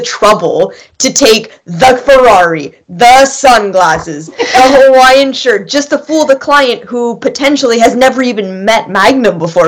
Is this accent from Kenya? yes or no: no; Canada; I am Canadian